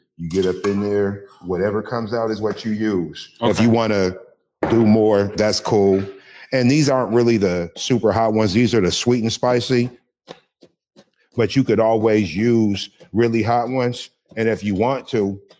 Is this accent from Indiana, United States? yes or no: no; Seattle, Washington, United States; I am from Seattle, Washington.